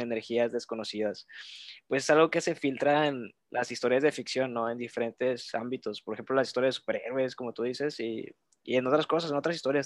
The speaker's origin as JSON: {"language": "Spanish", "town": "Reynosa", "region": "Tamaulipas", "country": "Mexico", "also_born_or_lived": "Monterrey", "said": "yo soy de, de Reynosa, Tamaulipas"}